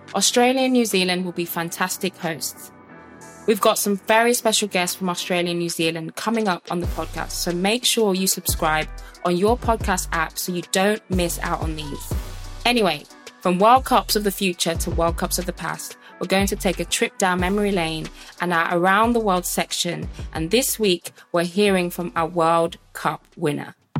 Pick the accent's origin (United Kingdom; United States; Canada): United Kingdom; Birmingham, West Midlands; I'm from Birmingham